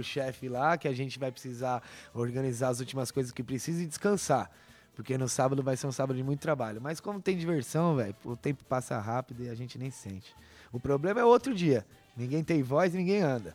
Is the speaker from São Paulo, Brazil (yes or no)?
yes; Parque Cecap, São Paulo, Brazil; por morar desde que nasci no Parque Secap